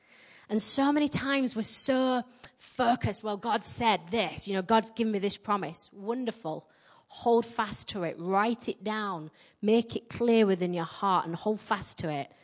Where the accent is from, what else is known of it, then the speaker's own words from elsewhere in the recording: Yorkshire and the Humber, United Kingdom; accent: Yorkshire; now in Midlands, England; I get mocked for my Yorkshire accent everywhere, particularly in my own church.